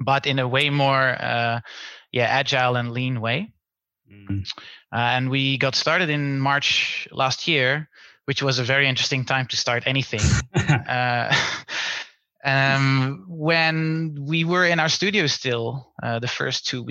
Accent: Netherlands; accent: Dutch; English is a second language; moved away as an adult; now in Berlin, Germany; I'm from the Netherlands, as you can hear from my Dutch accent, and but I'm based in Berlin.

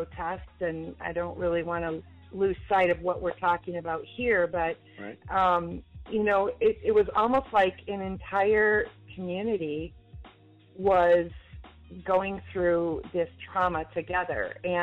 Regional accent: Minneapolis, Minnesota, United States; I am born and raised in Minneapolis

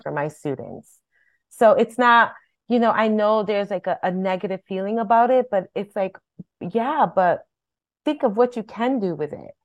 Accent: Hartford, Connecticut, United States; I was born and raised in Hartford, and I'm a product of Hartford schools

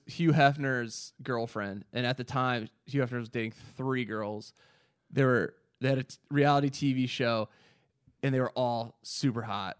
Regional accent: Zionsville, Indiana, United States; moved to my hometown in Zionsville

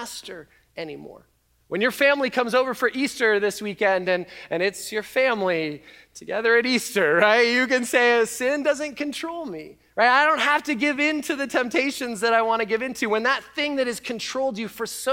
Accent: Canada; now in United States; as a Canadian

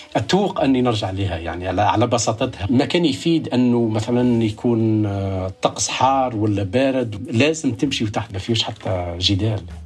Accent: Kasserine Governorate, Tunisia; moved away as an adult; now in United States; ولدت في الريف

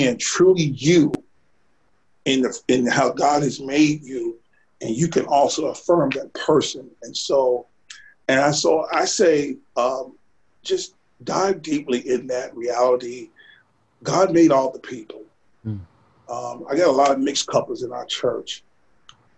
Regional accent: Sardis, United States; I'm from Sardis

